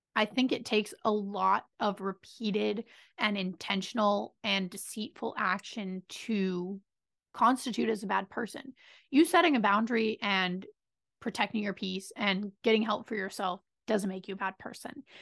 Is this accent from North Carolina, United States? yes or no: no; Pennsylvania, United States; I'm from Pennsylvania.